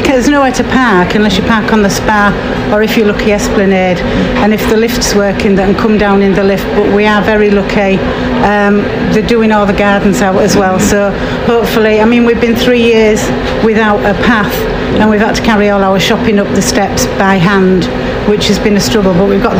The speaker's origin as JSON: {"language": "English", "town": "Scarborough", "region": "Yorkshire and the Humber", "country": "United Kingdom"}